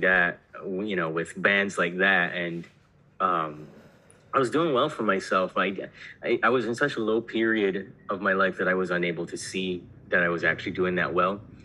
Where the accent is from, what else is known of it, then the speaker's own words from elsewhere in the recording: Barbados; I was born in Barbados